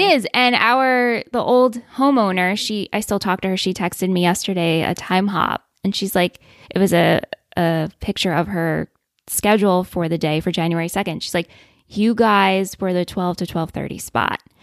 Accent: New York, United States; in my mind as being a New Yorker

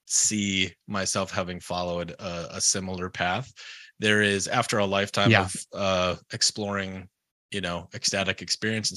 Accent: United States; I'm American

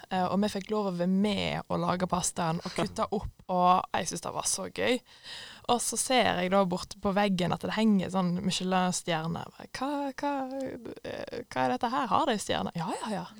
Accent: Voss, Vestland, Norway; moved away; vi har eh, hjemme på Voss

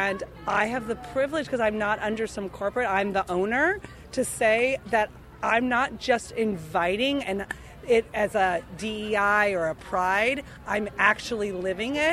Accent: Minneapolis, Minnesota, United States; I was raised in Minneapolis, Minnesota

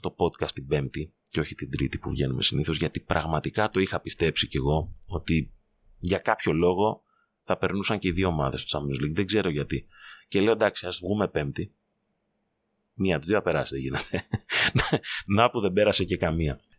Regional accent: Greece; ως Έλληνες

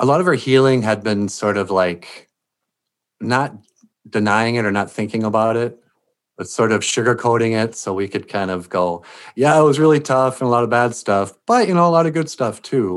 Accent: Laporte, Minnesota, United States; We lived on a lake in LaPorte, Minnesota called Gabacona Lake

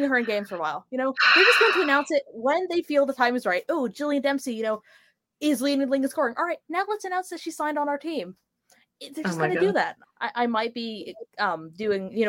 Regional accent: Boston, Massachusetts, United States; I'm from Boston

